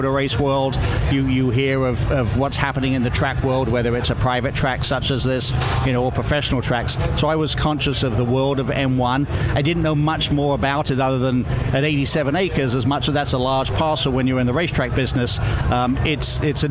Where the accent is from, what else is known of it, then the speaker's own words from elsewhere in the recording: South East England, United Kingdom; moved away as an adult; also born or lived in Southern California; I grew up in Southeast England